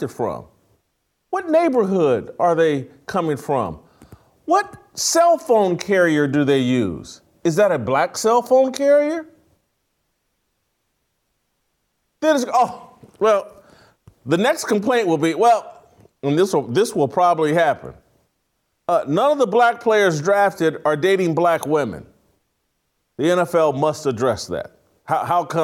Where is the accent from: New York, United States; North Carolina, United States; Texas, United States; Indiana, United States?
Indiana, United States; Indianapolis; my hometown Colts